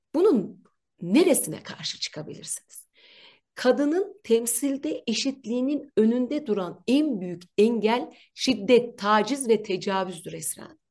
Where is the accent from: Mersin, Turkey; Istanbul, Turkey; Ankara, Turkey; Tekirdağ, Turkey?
Ankara, Turkey; ben Ankaralıyım. Bir köylü çocuğuyum.